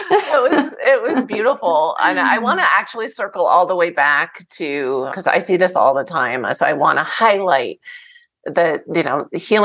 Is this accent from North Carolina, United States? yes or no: no; New Jersey, United States; I'm from New Jersey, the best tomatoes anywhere